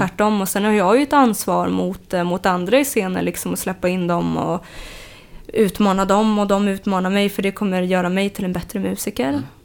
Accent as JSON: {"language": "Swedish", "town": "Uppsala", "region": "Uppsala County", "country": "Sweden", "tie": "born or raised there", "said": "jag kommer från Uppsala Eh, och född där och uppvuxen då"}